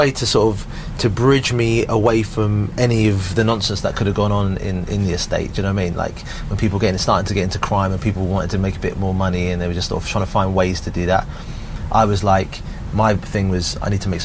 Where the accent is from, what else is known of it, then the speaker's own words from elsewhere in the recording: Southampton, South East England, United Kingdom; I've got really like fond memories of growing up in Southampton